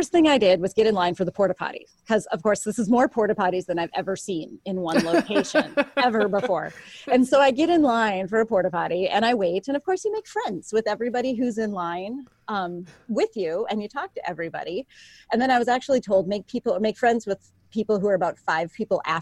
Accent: Minnesota, United States; I'm from Minnesota.

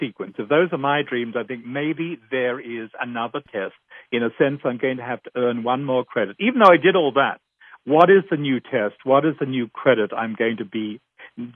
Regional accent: Australia; moved away as an adult; now in North America; I grew up in Australia

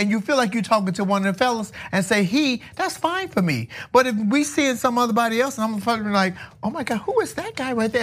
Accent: Chicago, Illinois, United States; moved away as an adult; now in California, United States; I'm from Chicago originally

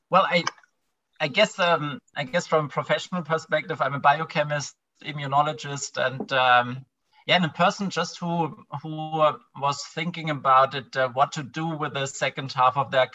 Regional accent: a tiny village in the south of Germany, Southern Germany, Germany; also born or lived in London; now in Berlin, Germany; I'm from a tiny village in the south of Germany. It's a 200 people, and it's a very rural place. Now I live in Berlin.

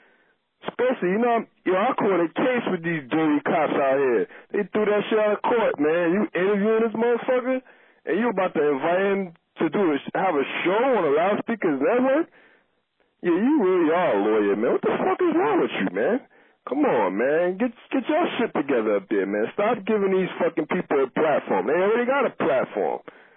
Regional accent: New York City, New York, United States; Yo, I'm from East New York, man.

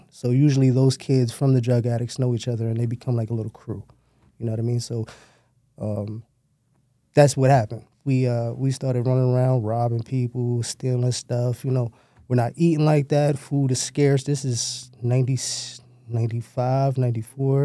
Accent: New York City, New York, United States; I was born in Downstate High School in Brooklyn

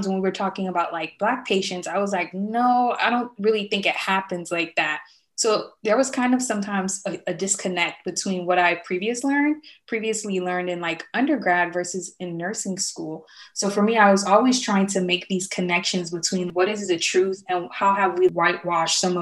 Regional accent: Miami, Florida, United States; I'm originally from Miami, Florida

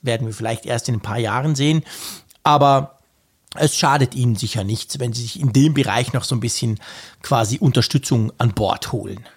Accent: Switzerland; bei uns in der Schweiz

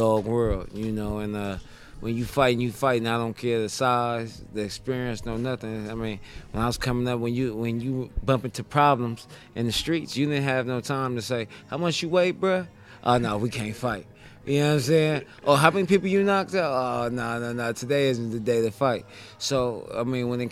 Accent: Southern California, United States; also born or lived in Compton, California / Palmdale, California / Pacoima, California; now in Las Vegas, United States; I'm from Southern California, Compton, California, Palmdale, Pacoima. I'm all over the southern part of Cali

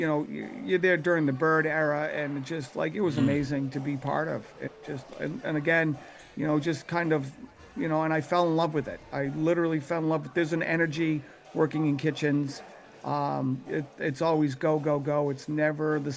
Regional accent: Boston, Massachusetts, United States; growing up in Dorchester

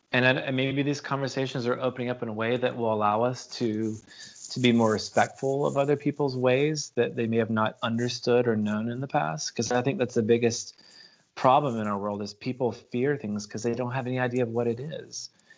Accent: the South, United States; I mean, as a kid growing up in the American South, like we never spoke about politics and religion with people that we didn't know

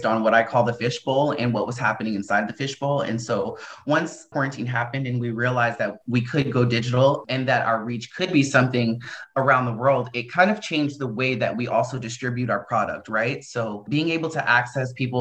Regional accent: New Jersey, United States; also born or lived in Idaho; now in Portland, United States; I was born in New Jersey

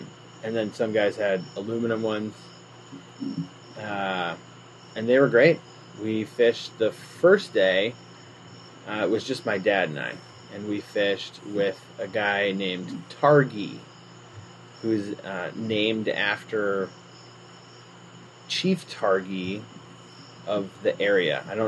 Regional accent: Wisconsin, United States; moved away; I grew up in Wisconsin

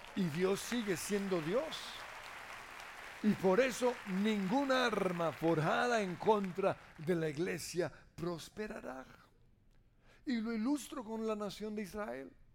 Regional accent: Colombia; como colombianos

